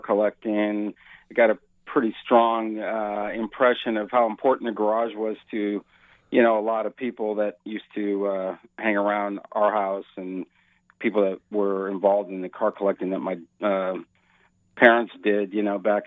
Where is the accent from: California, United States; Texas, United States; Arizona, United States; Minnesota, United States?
California, United States; Burlingame; also born or lived in Silicon Valley; I went to Burlingame High School in the peninsula there. So, yeah, I was a longtime resident of the Bay Area